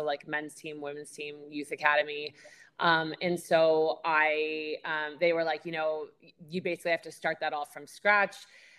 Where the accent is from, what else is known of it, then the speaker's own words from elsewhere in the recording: Vancouver, British Columbia, Canada; moved away as an adult; also born or lived in United States / Denmark; now in Ireland; I'm from Canada, grew up in Vancouver with Irish parents. My mom's from West Cork. My dad's from Athlone.